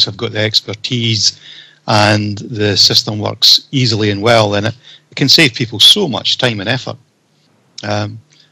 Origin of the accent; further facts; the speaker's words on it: Scotland, United Kingdom; I'm Scottish